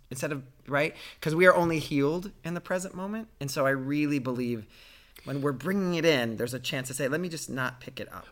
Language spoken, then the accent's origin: English; Ohio, United States; a guy growing up in Ohio who was gay